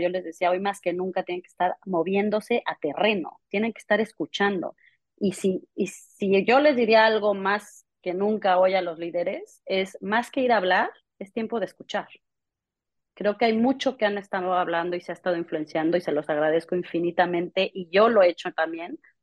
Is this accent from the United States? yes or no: no; Mexico; moved away; also born or lived in London; yo creciendo en México